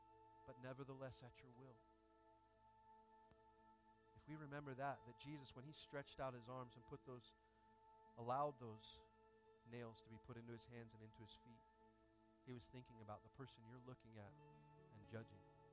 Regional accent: Washington, United States; I grew up in Washington State

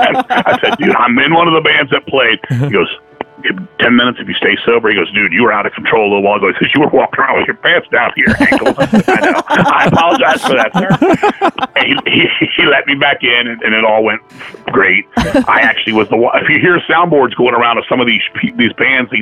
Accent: Virginia, United States; I'm from Virginia

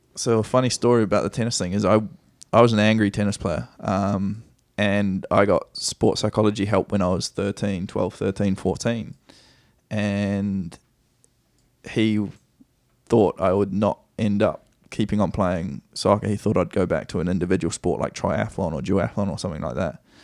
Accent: Nelson, New Zealand; moved away as an adult; also born or lived in Christchurch, New Zealand / Wellington, New Zealand / Dunedin, New Zealand / Melbourne, Australia; now in United States; Mum was in, in Nelson, which is my hometown, or, which is our hometown now

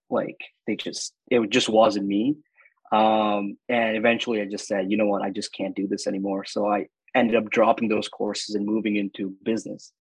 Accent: Dubai, United Arab Emirates; moved away as an adult; also born or lived in Northern Canada; now in Canada; I was born and raised in Dubai

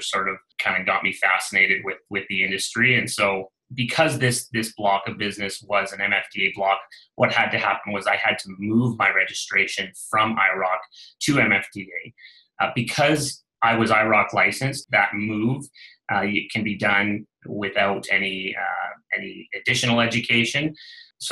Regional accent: Northern British Columbia, Canada; I was from Northern BC and, you know, born and raised in the area

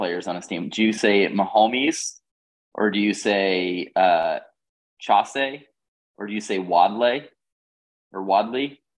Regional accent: England, United Kingdom; I'm English

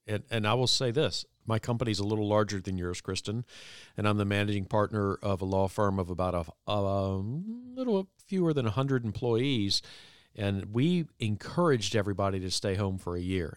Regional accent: Virginia Beach, Virginia, United States; in my twenties, growing up in Virginia Beach, Virginia, I was a young lawyer

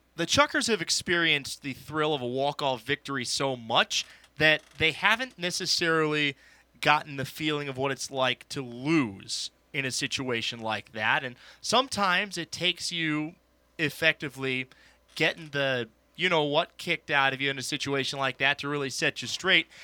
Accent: Bay Area, California, United States; I grew up in the Bay Area

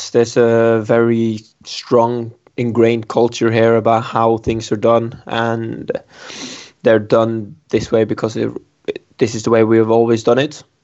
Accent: Norway; moved away as an adult; also born or lived in England; now in Nottingham, United Kingdom; I am from Norway

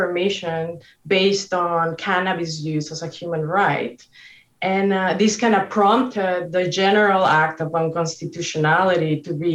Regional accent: Mexico; moved away; growing up in Mexico

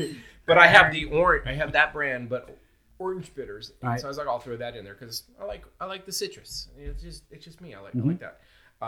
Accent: Ireland; No, we call them Irish mules because we're Irish and we use Irish whiskey.

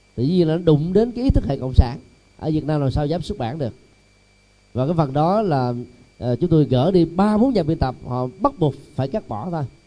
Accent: Vietnam; người Việt Nam mình

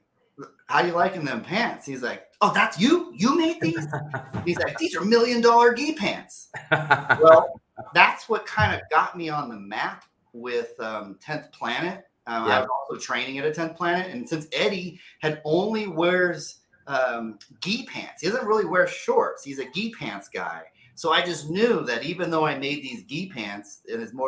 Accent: Placerville, California, United States; also born or lived in San Diego; Born and raised in Northern California, a little small town called Placerville

